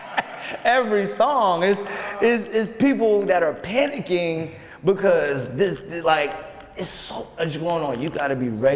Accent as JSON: {"language": "English", "region": "Virginia", "country": "United States", "said": "we're both from Virginia"}